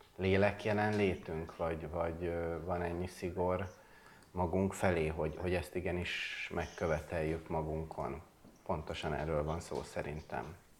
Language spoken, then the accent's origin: Hungarian; Budapest, Hungary; Budapesten születtem, nőttem fel